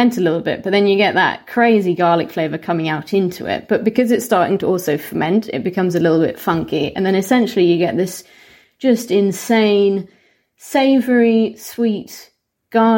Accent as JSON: {"language": "English", "town": "Solihull", "region": "West Midlands", "country": "United Kingdom", "tie": "born or raised there", "said": "we had a restaurant near where I grew up in the West Midlands in Solihull"}